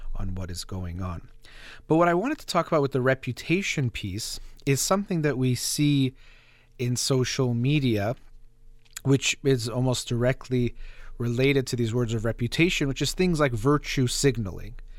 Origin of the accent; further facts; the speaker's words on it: United States; as American